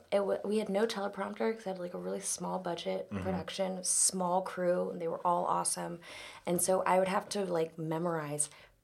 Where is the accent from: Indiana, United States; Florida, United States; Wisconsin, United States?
Florida, United States; Jacksonville; moved away as an adult; also born or lived in Georgia / Los Angeles; I grew up in Florida.